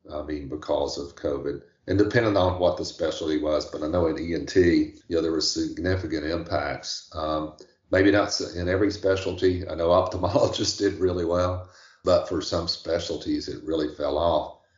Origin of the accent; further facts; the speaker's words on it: Tennessee, United States; moved away as an adult; now in Charleston, United States; I'm originally from Tennessee